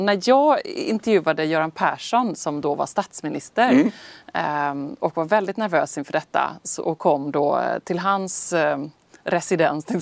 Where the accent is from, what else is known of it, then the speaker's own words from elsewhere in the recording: Sweden; oss här hemma i Sverige